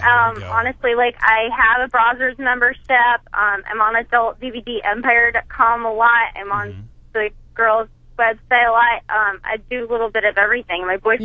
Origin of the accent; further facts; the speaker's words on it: North Carolina, United States; North Carolina, actually.